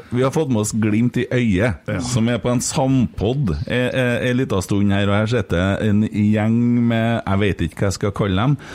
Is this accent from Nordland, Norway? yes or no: yes; Lofoten, Nordland, Norway; Jeg er fra Lofoten. … fra Lofoten.